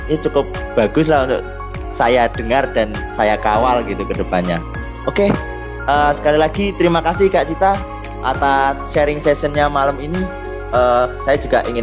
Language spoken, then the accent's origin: Indonesian; Java, Indonesia; tapi karena saya juga orang Jawa dulu tuh sakit-sakitan.